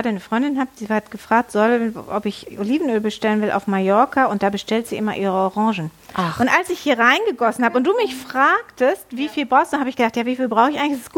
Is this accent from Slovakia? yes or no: no; Netherlands; ja, ich bin ja aus Holland. Wir essen immer Sauce Hollandaise.